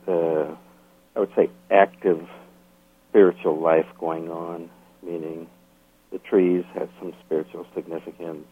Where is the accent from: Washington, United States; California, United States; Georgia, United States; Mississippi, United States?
Washington, United States; Makah Indian Reservation; I grew up on the Makah Indian Reservation